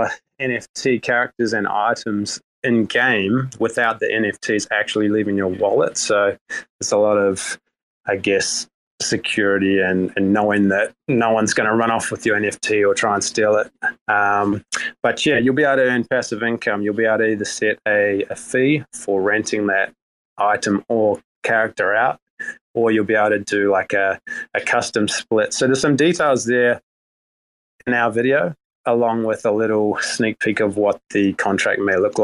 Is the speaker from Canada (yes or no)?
no; New Zealand; accent: New Zealand; my New Zealand accent